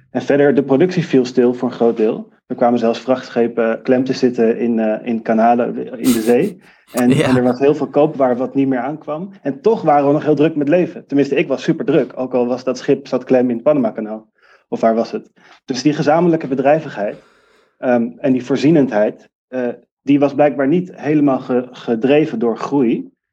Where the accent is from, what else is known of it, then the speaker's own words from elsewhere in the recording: Amsterdam, North Holland, Netherlands; ik kom uit Amsterdam